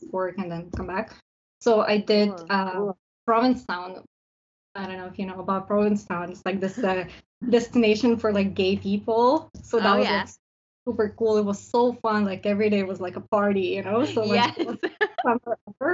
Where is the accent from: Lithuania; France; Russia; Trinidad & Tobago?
Lithuania; moved away as an adult; also born or lived in Vancouver, Canada; now in Coquitlam, Canada; I'm originally from Lithuania.